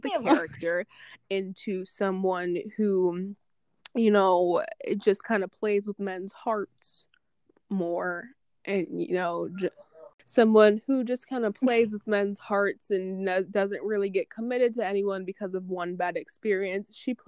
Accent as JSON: {"language": "English", "town": "Hartford", "region": "Connecticut", "country": "United States", "tie": "born or raised there", "said": "growing up in Hartford, it's like, I have, like, you know, Hartford is mostly, like, black and Hispanic people, so for the most part, I am surrounded by people that are like me"}